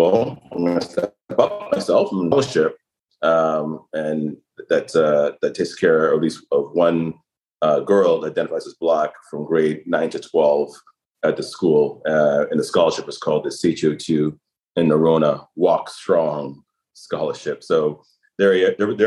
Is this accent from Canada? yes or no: yes; Toronto, Ontario, Canada; I was born in Toronto